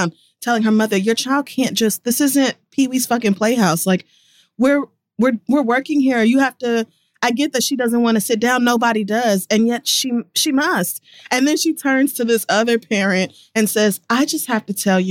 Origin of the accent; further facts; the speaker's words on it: Oklahoma, United States; growing up in Oklahoma